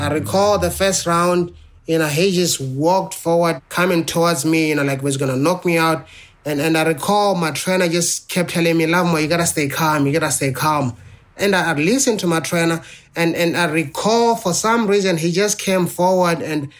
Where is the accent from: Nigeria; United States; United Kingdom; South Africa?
South Africa; growing up in South Africa then, you know, where almost every teenager, you know, walked around with a knife or a gun